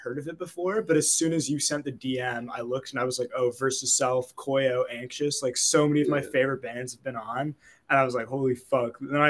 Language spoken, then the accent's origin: English; Halifax, Nova Scotia, Canada; also born or lived in United Kingdom; So I was born in the UK but moved to Halifax when I was like 3 years old, so I've lived like right downtown Halifax my whole life